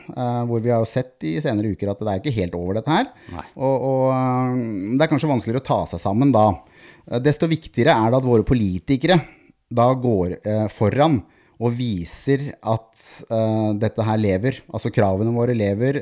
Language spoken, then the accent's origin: Norwegian; Norway; som nordmann